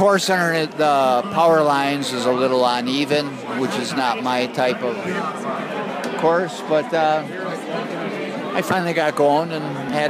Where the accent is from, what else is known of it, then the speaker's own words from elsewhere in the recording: Delafield, Wisconsin, United States; I'm from Delafield, Wisconsin.